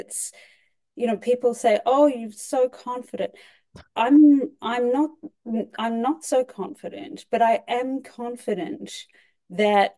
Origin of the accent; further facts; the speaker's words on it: Australia; moved away as an adult; now in New York, United States; I'm originally Australian